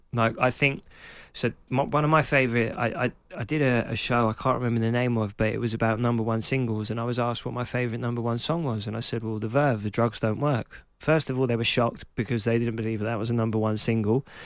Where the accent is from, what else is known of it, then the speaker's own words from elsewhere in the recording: London, United Kingdom; I was growing up in Clapton, in Hackney